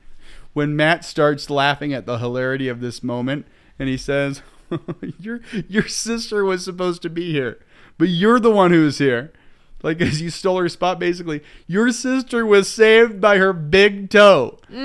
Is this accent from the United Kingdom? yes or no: yes; England, United Kingdom; We speak American. I'm English.